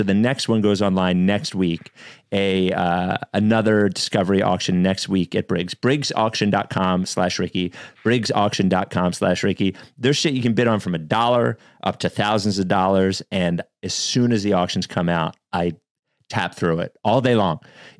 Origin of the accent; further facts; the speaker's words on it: Chicago, Illinois, United States; Wait a minute. I'm from Chicago.